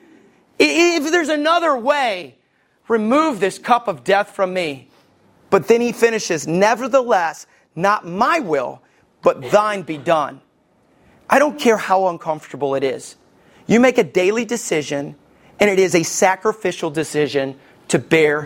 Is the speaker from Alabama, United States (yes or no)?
yes; Somerville, Alabama, United States; I grew up in Somerville, Alabama.